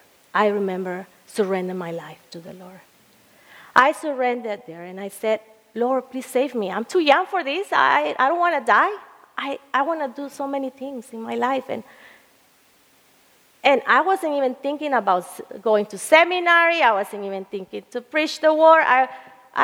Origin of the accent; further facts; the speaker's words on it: El Salvador; moved away; I was living in El Salvador, where I am from